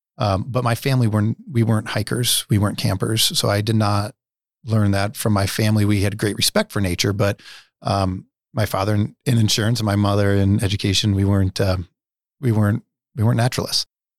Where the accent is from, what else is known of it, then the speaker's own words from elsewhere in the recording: Nebraska, United States; I was raised in the Dundee neighborhood. I went to Fontenelle as a kid and Neil Woods as a kid.